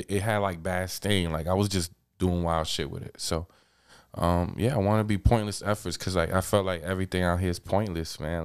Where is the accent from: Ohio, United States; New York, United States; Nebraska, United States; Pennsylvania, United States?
New York, United States; New York City; I'm from Queens